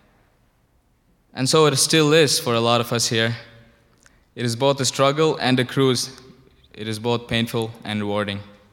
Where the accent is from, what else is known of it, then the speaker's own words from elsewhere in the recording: India; moved away as an adult; now in United States; I'm from India.